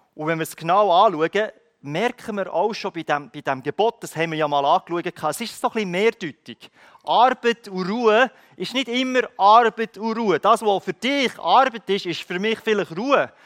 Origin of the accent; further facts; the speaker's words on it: Switzerland; ich als Schweizer